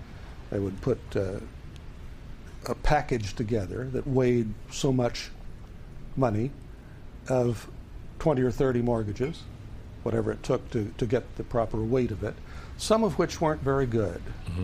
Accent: United States; You know, I grew up

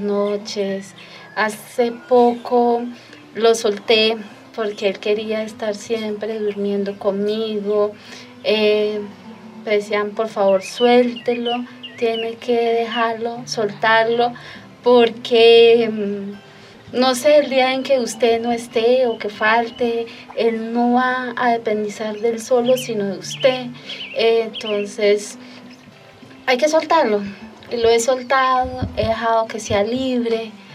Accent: Charalá, Santander, Colombia; soy del municipio de Charalá

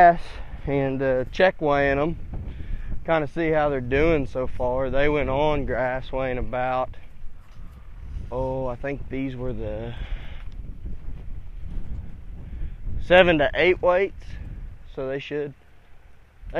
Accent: Northern Oklahoma, United States; I'm from Northern Oklahoma

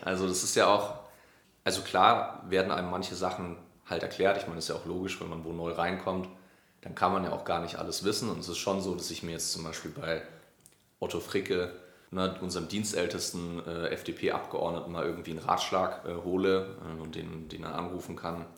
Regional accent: Neumarkt in der Oberpfalz, Bavaria, Germany; ich bin in äh, Neumarkt in der Oberpfalz aufgewachsen. Also das ist zwischen Nürnberg und Regensburg

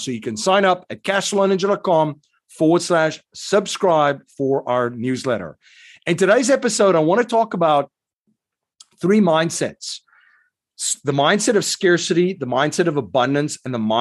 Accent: South Africa; I grew up in South Africa

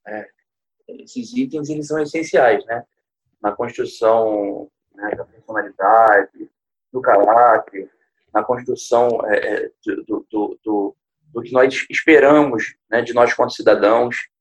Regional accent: Niterói, Rio de Janeiro, Brazil; eu sou niteroiense, eu vivo em Niterói

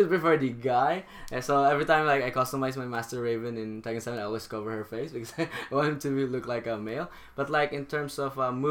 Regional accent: Philippines; moved away as an adult; also born or lived in Singapore; I'm from the Philippines.

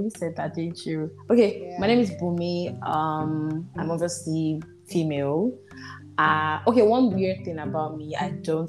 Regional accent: Nigeria

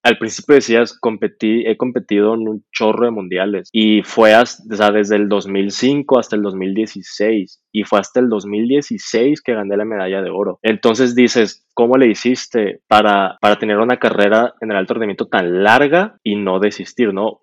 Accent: Hermosillo, Sonora, Mexico; moved away as an adult; now in Guadalajara, Mexico; soy de Hermosillo

